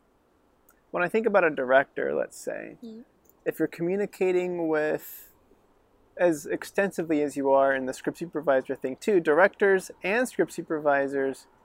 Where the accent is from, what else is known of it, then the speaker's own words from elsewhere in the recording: Reno, Nevada, United States; now in Los Angeles, United States; I grew up in Reno. It's not a film town